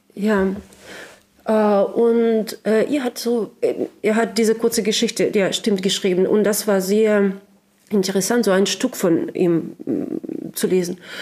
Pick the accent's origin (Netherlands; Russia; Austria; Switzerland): Russia; Sakhalin Oblast; German is a second language; moved away as an adult; also born or lived in Moscow; now in Berlin, Germany; ich komme aus Sachalin. Das ist die größte Insel äh, der Russischen Föderation.